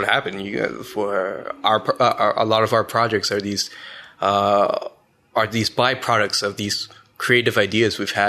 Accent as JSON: {"language": "English", "town": "Ottawa", "region": "Ontario", "country": "Canada", "said": "I'm from Ottawa. I did high school at Lisgar, collegiate."}